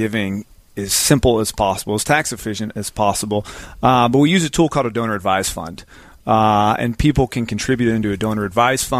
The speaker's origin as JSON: {"language": "English", "town": "Zephyrhills", "region": "Florida", "country": "United States", "tie": "born or raised there", "said": "I grew up in Zephyr Hills, kind of right up the road."}